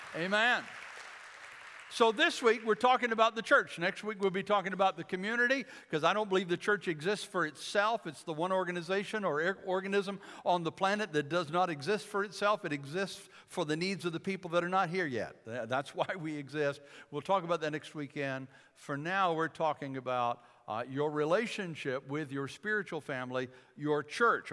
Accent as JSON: {"language": "English", "region": "Michigan", "country": "United States", "tie": "born or raised there", "said": "I grew up in Michigan"}